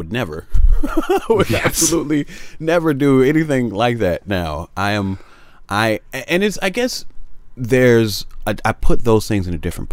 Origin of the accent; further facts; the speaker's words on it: Chicago, Illinois, United States; moved away as an adult; also born or lived in Carbondale, Illinois; now in Los Angeles, United States; I'm from Chicago and I took public transportation everywhere